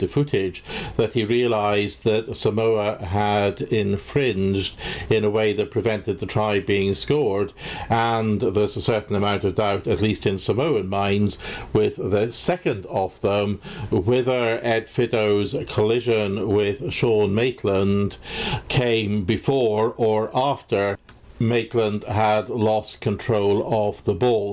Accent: Scotland, United Kingdom; As a Scot

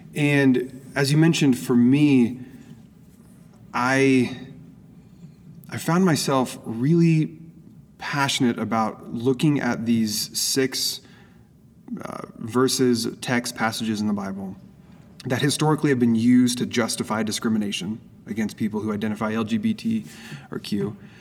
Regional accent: Oregon, United States; moved away as an adult; also born or lived in Phoenix; now in San Diego, United States; My wife and I both okay. grew up in Oregon

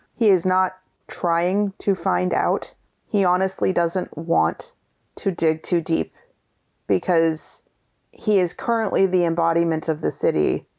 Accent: Seattle, Washington, United States; we are from Seattle

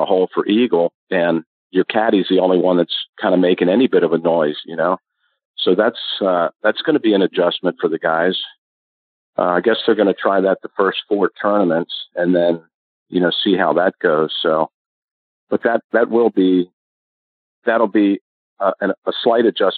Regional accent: Maryland, United States; I was from Maryland

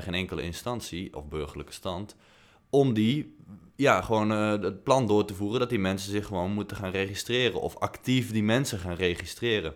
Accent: Tilburg, North Brabant, Netherlands; in Tilburg, waar ik vandaan kom

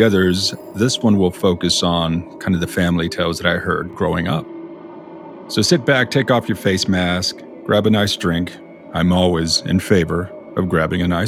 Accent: South Texas, United States; I grew up in South Texas

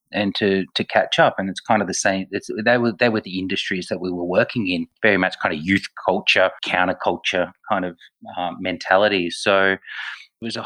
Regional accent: Melbourne, Victoria, Australia; I'm born and bred in Melbourne

